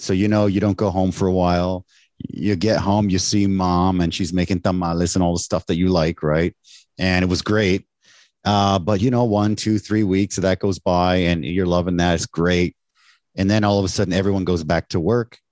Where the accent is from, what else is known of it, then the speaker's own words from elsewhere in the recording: Canada; moved away as an adult; now in Taiwan; I was born in Canada. My parents are from Mexico.